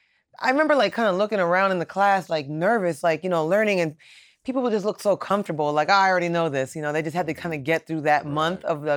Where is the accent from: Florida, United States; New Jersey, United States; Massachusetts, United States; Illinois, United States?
Florida, United States; Miami; Yes. Born and raised in Miami.